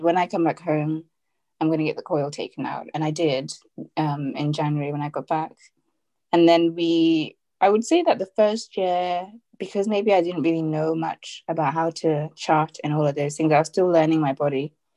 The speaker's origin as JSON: {"language": "English", "country": "Zimbabwe", "moved": "yes", "lives_now": "United Kingdom", "said": "I am Zimbabwean. Well, I'm from Zimbabwe. I live in the UK now with my Nigerian husband"}